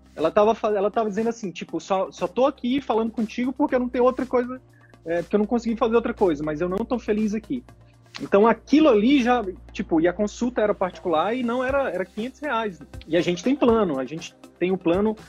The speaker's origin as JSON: {"language": "Portuguese", "town": "Manaus", "region": "Amazonas", "country": "Brazil", "said": "a gente é de Manaus"}